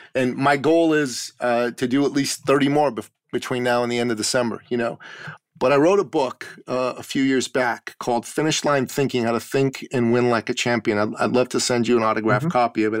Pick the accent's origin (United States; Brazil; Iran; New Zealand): Iran; now in Canada; I'm originally from Iran, the Middle East.